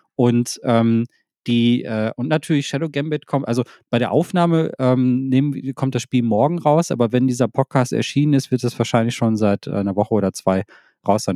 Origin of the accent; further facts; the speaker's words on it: Thailand; also ich komme aus Thailand